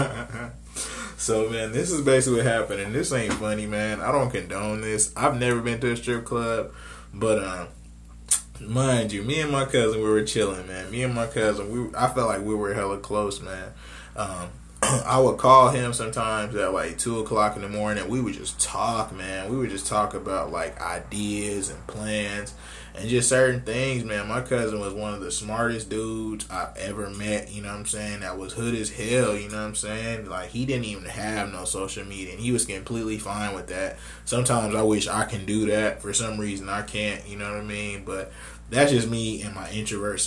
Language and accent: English; Phoenix, Arizona, United States; I'm from Maryville, Arizona. That's basically Phoenix, Arizona